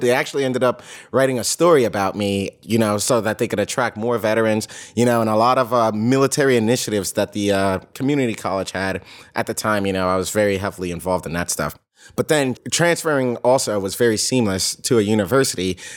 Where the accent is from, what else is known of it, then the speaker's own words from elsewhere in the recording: United States; I'm from the New York, New Jersey area, born and raised